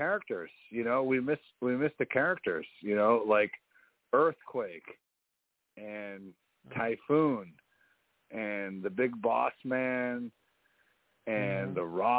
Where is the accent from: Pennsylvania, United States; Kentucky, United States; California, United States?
Pennsylvania, United States; Philadelphia; I'm from Philly.